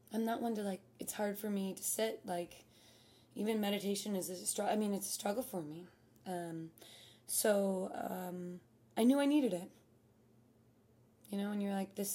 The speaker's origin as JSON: {"language": "English", "town": "Chicago", "region": "Illinois", "country": "United States", "tie": "born or raised there", "said": "growing up in Chicago"}